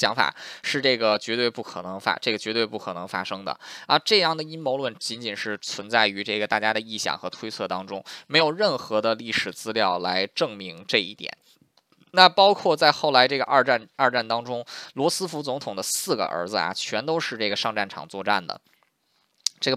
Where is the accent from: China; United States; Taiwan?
United States; 虽然说我作为一个美国人啊，